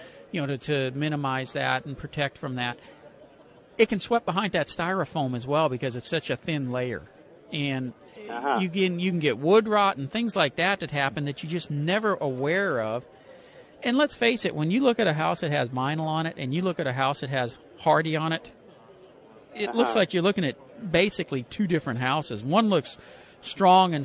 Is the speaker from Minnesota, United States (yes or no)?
no; Pasadena, Texas, United States; my hometown of Pasadena